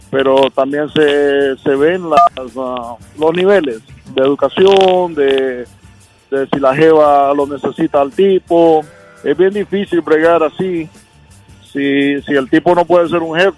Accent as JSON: {"language": "Spanish", "country": "Honduras", "lives_now": "North Carolina, United States", "said": "Yo soy de Honduras."}